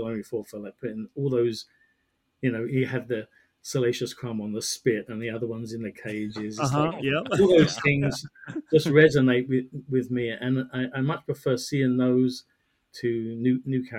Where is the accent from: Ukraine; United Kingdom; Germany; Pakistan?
United Kingdom; England; moved away; I come from England